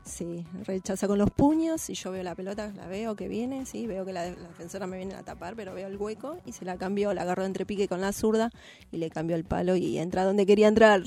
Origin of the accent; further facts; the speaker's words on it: Buenos Aires, Argentina; Yo soy de Lugano Unidos, nacida en, Lugano, Unidos